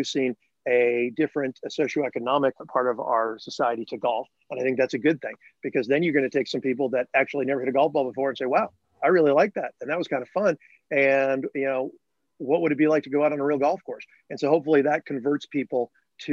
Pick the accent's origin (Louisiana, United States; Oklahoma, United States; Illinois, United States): Illinois, United States; Northbrook; growing up in Northbrook, Illinois, near Chicago